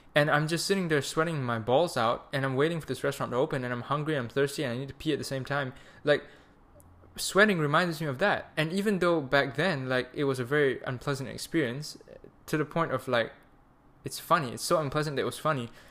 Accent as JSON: {"language": "English", "country": "Malaysia", "moved": "as an adult", "lives_now": "Germany", "said": "I'm Malaysian, so when you have a visa issue, you go back to Malaysia"}